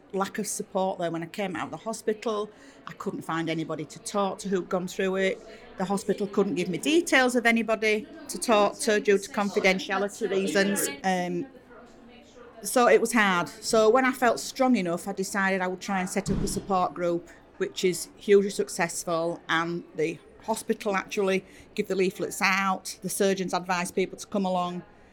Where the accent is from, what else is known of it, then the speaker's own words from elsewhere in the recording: Wakefield, Yorkshire and the Humber, United Kingdom; I come from Wakefield in West Yorkshire.